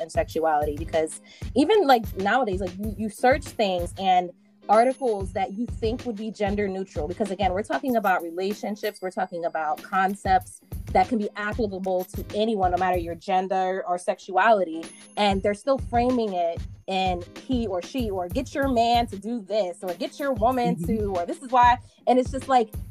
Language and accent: English; Philadelphia, Pennsylvania, United States; I'm from the United States. I grew up in Philadelphia.